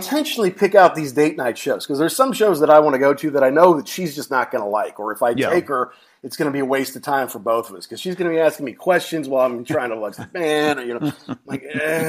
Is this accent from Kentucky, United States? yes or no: yes; Louisville, Kentucky, United States; born or raised there